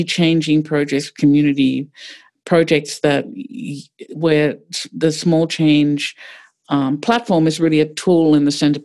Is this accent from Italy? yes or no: no; Australia; moved away as an adult; also born or lived in New York; now in Pittsburgh, United States; I grew up in Australia, so very different place